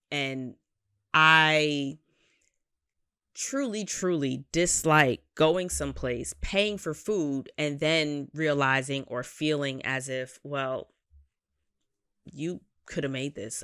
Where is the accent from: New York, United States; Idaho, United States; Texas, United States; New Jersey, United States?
New York, United States; New York City; as a New Yorker